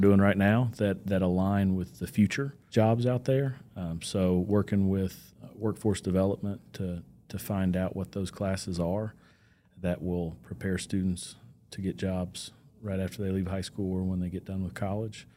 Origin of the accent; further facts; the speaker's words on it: Bristol, Virginia, United States; moved away as an adult; now in Bedford County, Virginia, United States; grew up in Southwest Virginia, town Bristol